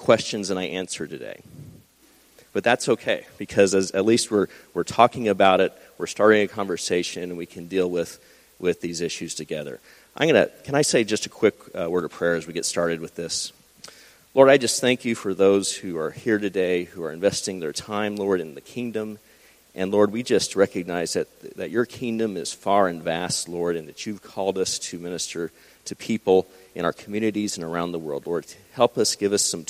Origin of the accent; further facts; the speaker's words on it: Texas, United States; moved away as an adult; also born or lived in Los Angeles, California / New Mexico; now in Ohio, United States; I grew up in Texas.